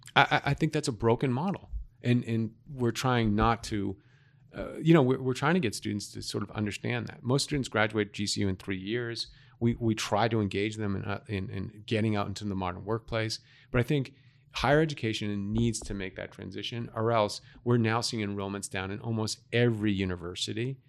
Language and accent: English; Boston, Massachusetts, United States; now in Arizona, United States; I'm from Massachusetts. I grew up right off of Commonwealth Avenue in Massachusetts